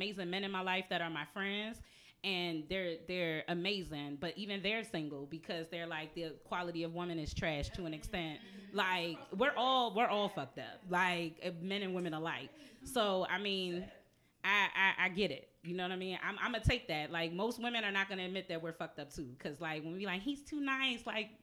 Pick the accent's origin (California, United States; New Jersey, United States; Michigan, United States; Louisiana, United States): New Jersey, United States; now in Baltimore, United States; I'm from Jersey.